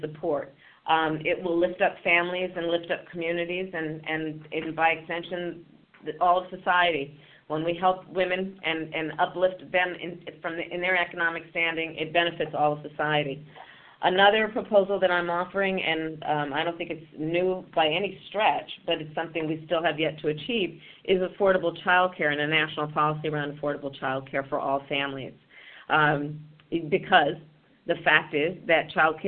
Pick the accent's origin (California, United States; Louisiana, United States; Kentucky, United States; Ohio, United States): California, United States; my home state of California